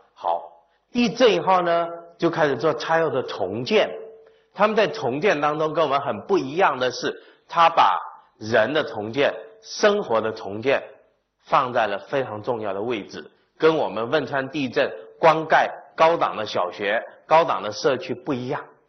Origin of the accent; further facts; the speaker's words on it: Hainan, China; moved away; 我也来自农村